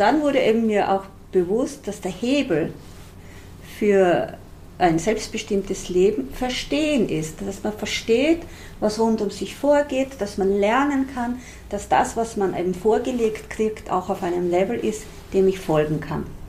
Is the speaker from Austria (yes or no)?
yes; Styrian border region, Austria; Eine kleine, kleinbäuerliche Familie in einer steirischen Grenzregion. Wir waren wirklich so im hintersten Winkel, im hintersten Tal. Und dort, wo ich aufgewachsen bin, da gab es nichts